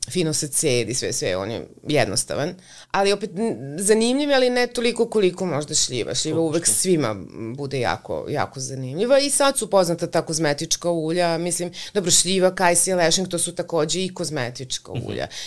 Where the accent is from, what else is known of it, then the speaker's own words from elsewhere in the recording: western Serbia, Serbia; to je blizu, to je naš kraj tu.